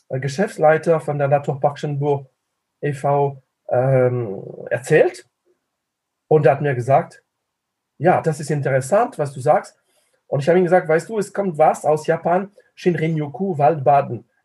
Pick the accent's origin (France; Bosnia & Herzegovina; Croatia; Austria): France; German is a second language; moved away as an adult; now in Tübingen, Germany; Äh, es klingt französisch und es ist auch französisch. Ich bin Franzose. Ich lebe seit äh, 35 Jahren demnächst äh, in Tübingen ich habe Tübingen nie verlassen.